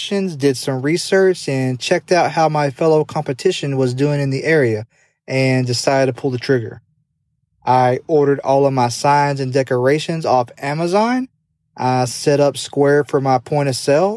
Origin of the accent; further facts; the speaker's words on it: Tupelo, Mississippi, United States; Tupelo being my hometown.